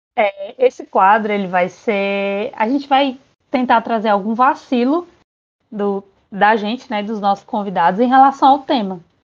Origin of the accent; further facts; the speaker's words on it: Quixadá, Ceará, Brazil; now in Ireland; eu sou do interior do Ceará, de Quixadá especificamente, e atualmente neste dia estou na Irlanda